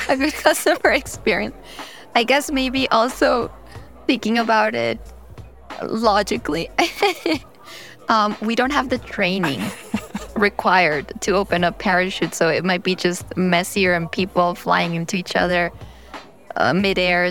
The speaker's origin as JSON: {"language": "English", "region": "New York", "country": "United States", "tie": "born or raised there", "said": "I was born in New York, but my parents are both Colombian"}